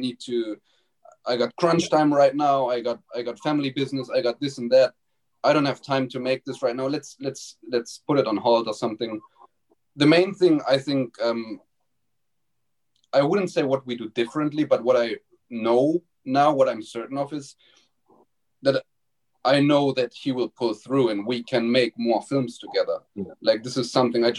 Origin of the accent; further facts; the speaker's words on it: Germany; moved away; there was a school in my hometown when I went back to Germany